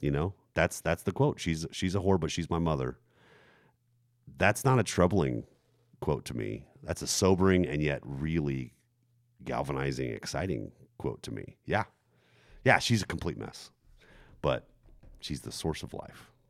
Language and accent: English; Germany; moved away; the church, that I grew up in, for example, in Germany